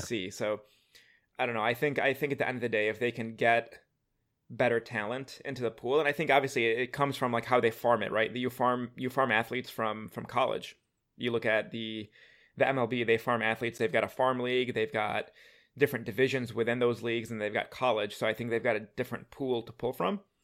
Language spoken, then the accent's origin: English; Detroit, Michigan, United States; I'm from Detroit